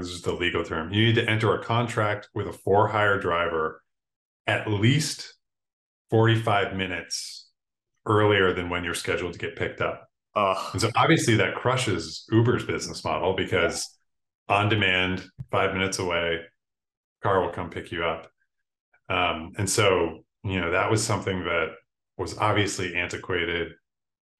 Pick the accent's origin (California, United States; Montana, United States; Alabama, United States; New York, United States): New York, United States; Buffalo; I'm from Buffalo, New York, Buffalo in upstate New York